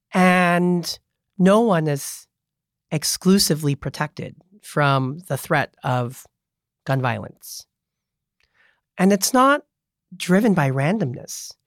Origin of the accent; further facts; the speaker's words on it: Monterey Park, California, United States; now in San Francisco, United States; I was born in Monterey Park, the son of Cambodian refugees